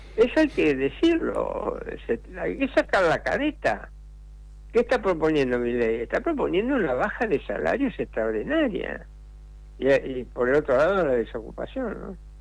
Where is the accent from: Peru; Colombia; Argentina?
Argentina; yo viví la, crisis del 89 como muchos argentinos, como la mayoría de los argentinos que vivían en esa época